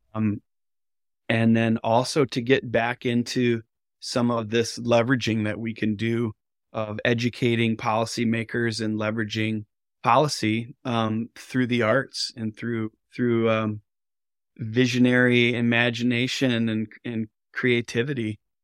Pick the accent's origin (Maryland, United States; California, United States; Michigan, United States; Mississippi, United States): Michigan, United States; northern; I grew up on Earthwork Farm here in northern Michigan